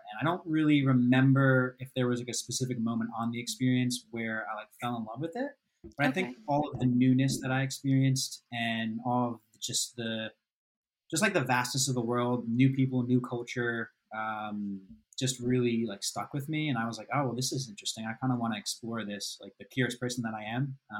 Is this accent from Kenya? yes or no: no; New Jersey, United States; Originally, I'm from New Jersey.